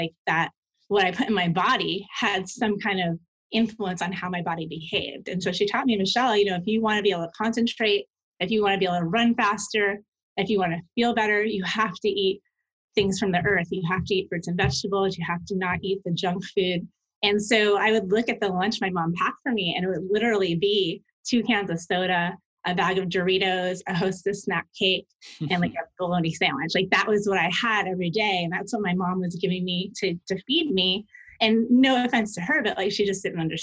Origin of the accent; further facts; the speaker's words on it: New York, United States; I grew up in New York in an Italian family